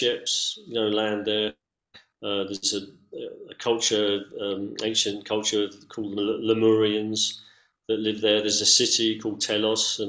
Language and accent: English; London, United Kingdom; moved away as an adult; also born or lived in San Francisco, United States / Cusco, Peru; now in Mount Shasta, United States; I grew up in London. I lived in San Francisco. I lived in Cusco.